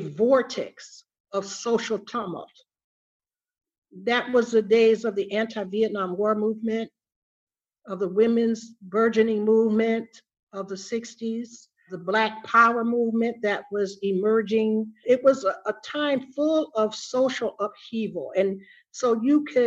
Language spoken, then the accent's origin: English; Highland Park, Michigan, United States; now in Detroit, United States; growing up in Highland Park, which was a completely different atmosphere than on 12th Street